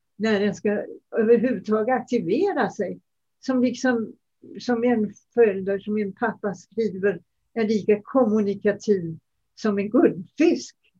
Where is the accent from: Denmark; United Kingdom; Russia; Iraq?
Denmark; now in Sweden; jag kommer ju från Danmark